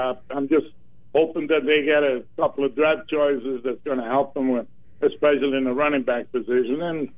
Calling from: Myrtle Beach, South Carolina, United States; from South Carolina, Myrtle Beach.

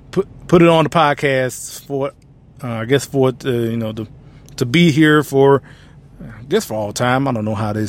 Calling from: Louisville, Kentucky, United States; we're broadcasting from Louisville, Kentucky today.

